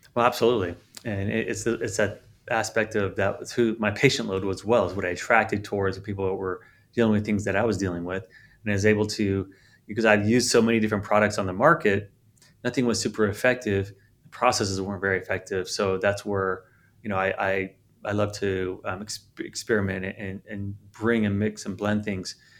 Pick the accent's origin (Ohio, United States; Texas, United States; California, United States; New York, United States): California, United States; San Diego; moved away; I'm from San Diego originally.